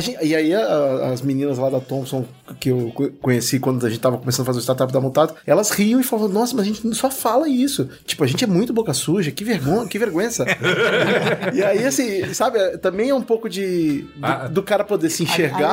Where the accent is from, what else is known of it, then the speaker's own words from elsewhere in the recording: Espírito Santo, Brazil; eu sou velho e fui criado no Espírito Santo